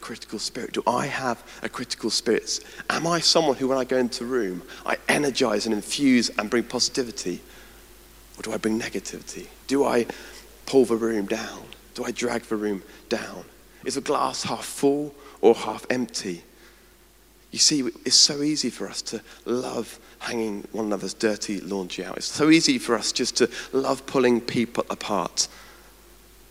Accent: United Kingdom; also born or lived in Edinburgh

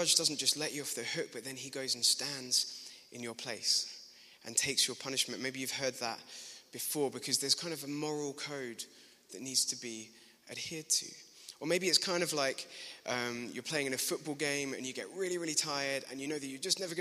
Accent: Glasgow, Scotland, United Kingdom; accent: Glaswegian; At school, I grew up in Glasgow

